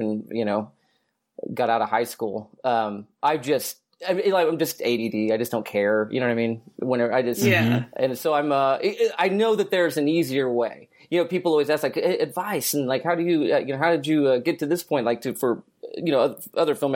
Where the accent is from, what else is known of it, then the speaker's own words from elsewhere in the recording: Newcastle, Oklahoma, United States; Newcastle, Oklahoma. It's a very very small town.